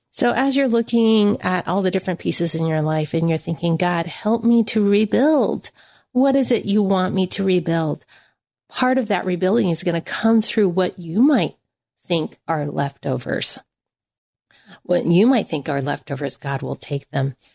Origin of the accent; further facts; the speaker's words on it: United States; I am Chinese American